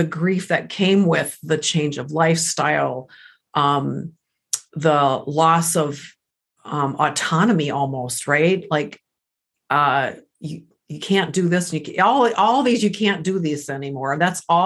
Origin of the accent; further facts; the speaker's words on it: United States; English is a second language; I am first generation American. English is my second language